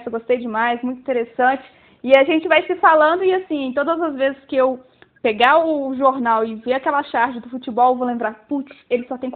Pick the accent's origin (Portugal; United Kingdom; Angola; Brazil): Brazil; Resende Costa, Minas Gerais; quando eu trabalhava na rádio da minha cidade natal, que é uma cidade bem pequenininha, que chama Resende Costa, tem cerca de 10 mil habitantes